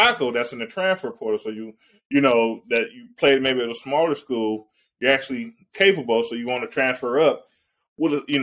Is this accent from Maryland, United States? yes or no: no; Ohio, United States; I grew up in Ohio. I was an Ohio State fan